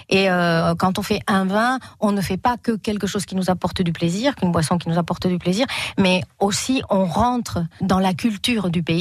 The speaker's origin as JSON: {"language": "French", "country": "Spain", "second_language": "French", "moved": "as an adult", "lives_now": "France", "said": "moi, j'ai appris le français et la culture française en Espagne, euh, apporté par des personnes françaises, mais je n'étais jamais venue en France en fait"}